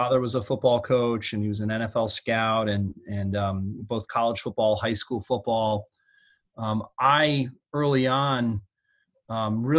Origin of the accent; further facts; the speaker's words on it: Stamford, Connecticut, United States; I was born and raised in Stamford, Connecticut, about 45 minutes outside of New York City